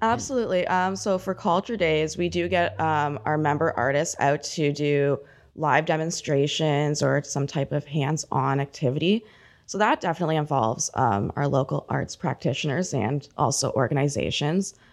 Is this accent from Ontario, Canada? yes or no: yes; Port Perry, Ontario, Canada; I grew up in Port Perry.